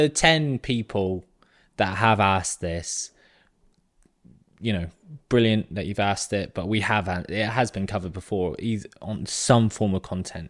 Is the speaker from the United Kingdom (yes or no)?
yes; South West England, United Kingdom; But I grew up in Southwest England in a quiet little town.